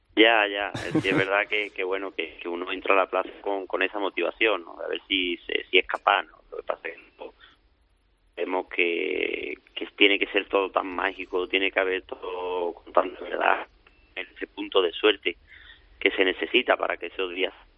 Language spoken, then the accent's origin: Spanish; La Puebla del Río, Andalusia, Spain; con tres meses de edad pues nos vinimos a su casa de, de la Puebla a vivir y durante 12 años